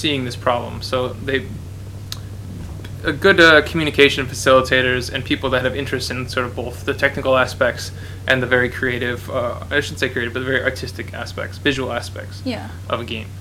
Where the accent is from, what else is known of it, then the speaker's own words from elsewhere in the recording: Minnesota, United States; I'm from Minnesota